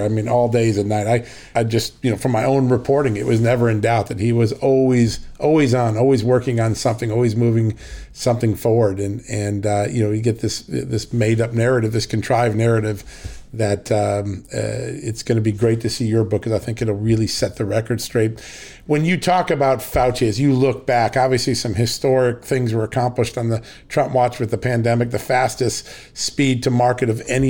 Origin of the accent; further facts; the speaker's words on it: Ireland; You're making me blush as an Irishman, which is hard to do.